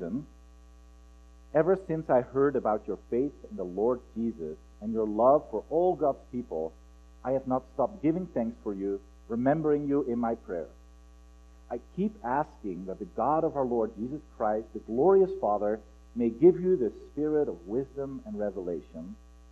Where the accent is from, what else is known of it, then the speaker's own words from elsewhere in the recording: Netherlands; moved away as an adult; now in Pullman, United States; together with my accent, you might figure out, oh, where is he from? I'm originally from Holland